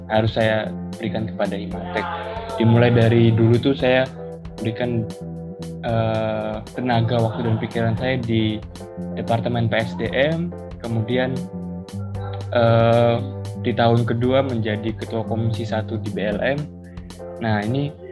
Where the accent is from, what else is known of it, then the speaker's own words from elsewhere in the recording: Bekasi, West Java, Indonesia; moved away as an adult; now in Surabaya, Indonesia; saya kelahiran dari Bekasi